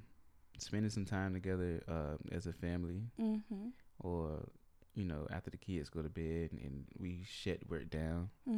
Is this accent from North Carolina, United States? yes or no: yes; North Carolina, United States; we grew up in North Carolina in the country, so it wasn't no such thing as a babysitter. It was always family.